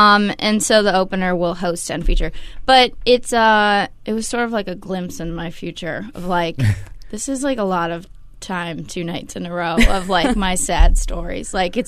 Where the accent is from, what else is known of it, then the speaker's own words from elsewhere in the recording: Oakland, California, United States; moved away as an adult; now in Portland, United States; I'm from Oakland.